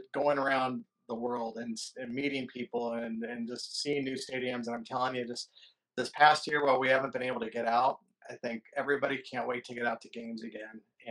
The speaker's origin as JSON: {"language": "English", "area": "Bay Area", "region": "California", "country": "United States", "tie": "born or raised there", "said": "I grew up in the Bay Area"}